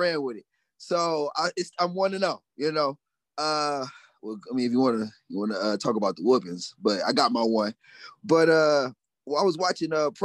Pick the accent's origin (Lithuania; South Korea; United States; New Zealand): United States; Cleveland, Ohio; I'm from Cleveland, Ohio, born and raised